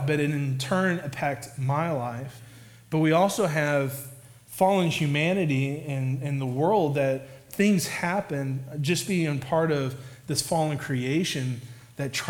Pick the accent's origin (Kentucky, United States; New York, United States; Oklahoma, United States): Oklahoma, United States; I'm from Oklahoma, so, like, you have tornadoes